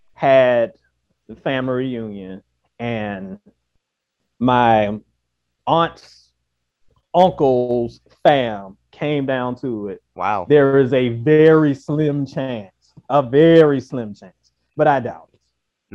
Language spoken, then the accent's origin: English; Virginia, United States; we're all from Virginia